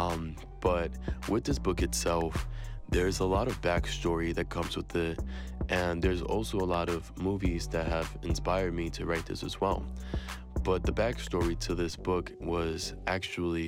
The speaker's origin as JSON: {"language": "English", "town": "New York City", "region": "New York", "country": "United States", "tie": "born or raised there", "said": "I was born and raised in New York City in the Bronx. My parents are from Puerto Rico"}